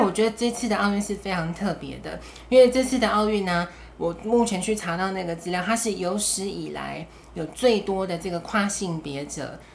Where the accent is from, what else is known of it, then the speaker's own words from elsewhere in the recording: Taiwan; 我们台湾人